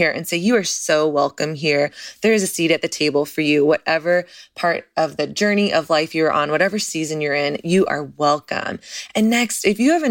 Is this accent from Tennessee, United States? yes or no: no; Dallas, Texas, United States; I'm from Texas. I'm from Dallas.